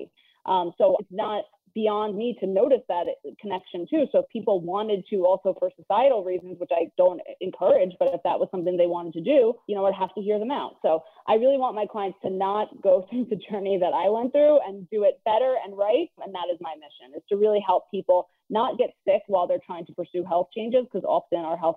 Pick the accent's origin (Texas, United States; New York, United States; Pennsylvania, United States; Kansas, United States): New York, United States; New York City; I grew up in Queens, New York